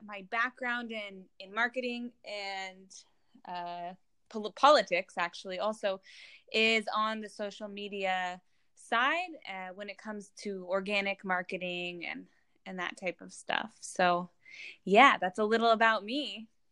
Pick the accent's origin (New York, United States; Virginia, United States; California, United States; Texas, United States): California, United States; Los Angeles; moved away as an adult; now in Israel; I'm originally from Los Angeles, but I, I made Aliyah and I moved to Israel four years ago